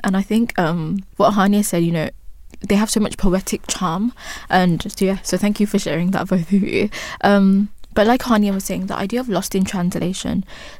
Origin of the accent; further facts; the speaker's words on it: Upper West, Ghana; first language Wali; English is a second language; Like in my first language, Wali, spoken in Wa in the upper west of Ghana, there are certain words that I'm not able to translate in English